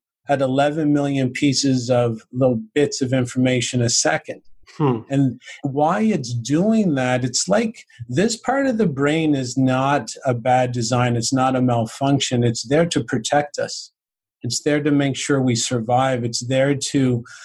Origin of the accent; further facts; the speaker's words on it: St. John's, Newfoundland and Labrador, Canada; now in Cornwall, Canada; I grew up in St. John's, Newfoundland, which is the east coast of Canada.